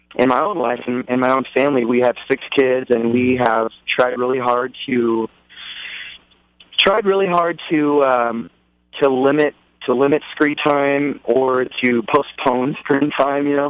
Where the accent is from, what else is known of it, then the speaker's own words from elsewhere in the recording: Dallas, Texas, United States; I'm a native Texan. I grew up in Dallas, Texas